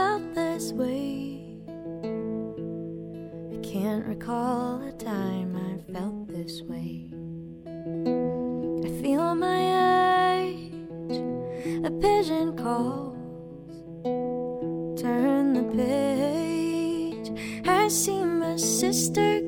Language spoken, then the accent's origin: English; Plymouth, Massachusetts, United States; I'm from Plymouth, Massachusetts